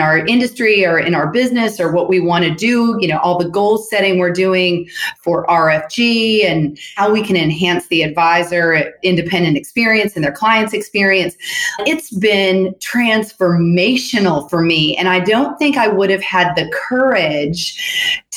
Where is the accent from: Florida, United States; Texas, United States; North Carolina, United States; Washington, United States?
Washington, United States; Seattle; moved away as an adult; also born or lived in Nashville, Tennessee / San Francisco, California; I was born in Nashville, but I was raised in Seattle